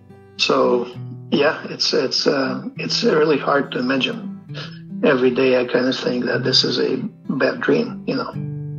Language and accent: English; Moscow, Russia; moved away as an adult; now in Seattle, United States; Well, I'm from Soviet Union, effectively, right? So I don't know if it's Russian or if, but yeah, I was born in Moscow. I moved here in 92.